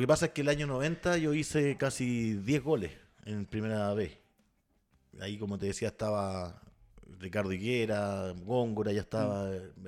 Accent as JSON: {"language": "Spanish", "town": "Santiago", "region": "Santiago Metropolitan Region", "country": "Chile", "tie": "born or raised there", "also_born_or_lived": "Concepción"}